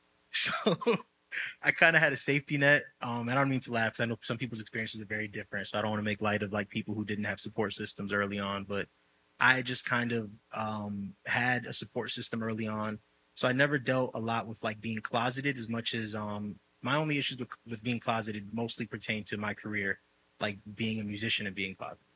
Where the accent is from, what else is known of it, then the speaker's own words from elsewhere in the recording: New York City, New York, United States; moved away as an adult; also born or lived in Dominican ancestry; now in Los Angeles, United States; I'm Dominican, I'm from the Bronx